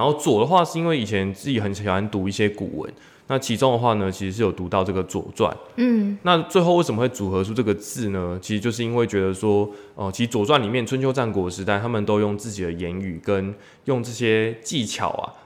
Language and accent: Chinese; Tainan, Taiwan; 当时自己的姐姐，因为考上大学从台南呢嗯去台嗯嗯中这个读大学